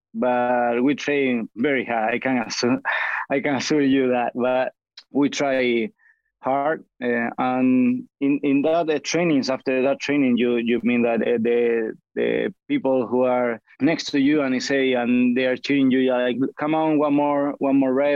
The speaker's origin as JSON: {"language": "English", "town": "Granada", "region": "Andalusia", "country": "Spain", "second_language": "English", "said": "I'm from Granada in the south of Spain"}